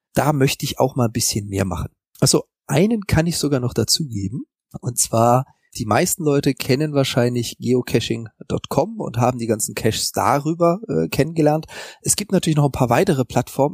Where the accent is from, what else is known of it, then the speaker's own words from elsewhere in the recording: Freiburg im Breisgau, Baden-Württemberg, Germany; now in Hamburg, Germany; also geboren bin ich in Freiburg im Breisgau, das ist so ganz im Süden Deutschlands